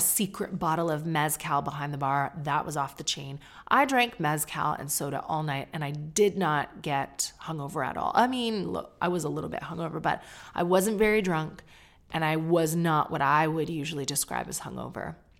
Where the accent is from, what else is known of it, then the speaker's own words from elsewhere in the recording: Canada; now in United Kingdom; me being Canadian